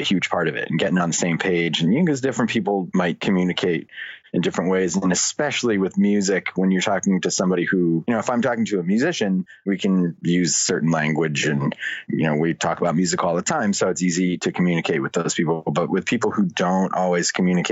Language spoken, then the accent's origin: English; Boston, Massachusetts, United States; moved away as an adult; also born or lived in New York area; I grew up in the Boston area